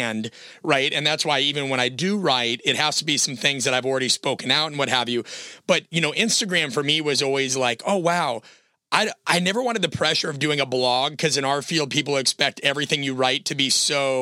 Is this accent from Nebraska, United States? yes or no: yes; Omaha, Nebraska, United States; I'm from Omaha, Nebraska.